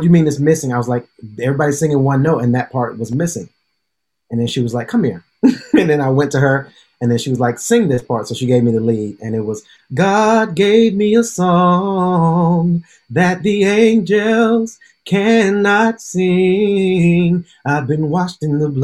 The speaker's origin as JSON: {"language": "English", "town": "Decatur", "region": "Georgia", "country": "United States", "tie": "born or raised there", "also_born_or_lived": "London", "moved": "as an adult", "lives_now": "New York, United States", "said": "Born and raised in Decatur, Georgia"}